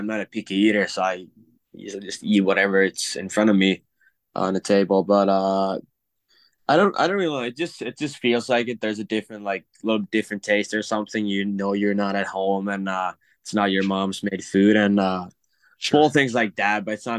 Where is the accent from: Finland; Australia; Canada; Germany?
Finland; English is a second language; now in St. Cloud, United States; Yeah, I mean, I just don't think I can do any NIL deals because I'm from Finland